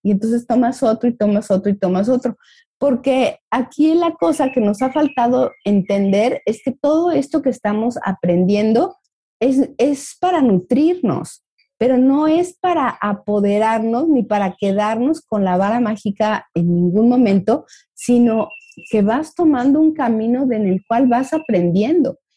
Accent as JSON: {"language": "Spanish", "country": "Mexico", "said": "como mexicanos veo ahí una tendencia"}